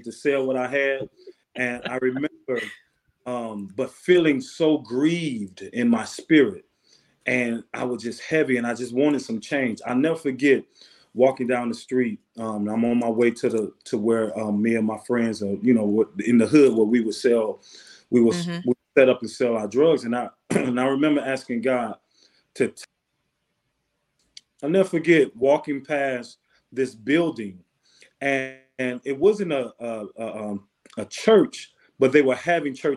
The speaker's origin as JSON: {"language": "English", "town": "Benton Harbor", "region": "Michigan", "country": "United States", "tie": "born or raised there", "said": "I'm born and raised in a city called Benton Harbor, Michigan, right outside of Chicago. So I'm a Midwest guy"}